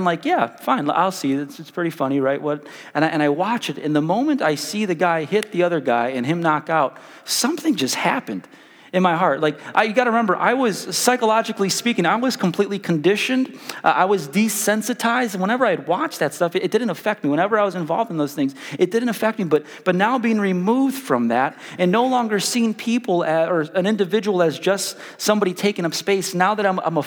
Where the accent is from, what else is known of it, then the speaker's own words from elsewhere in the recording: Chicago, Illinois, United States; now in Wichita, United States; I grew up in South Chicago, really rough neighborhood.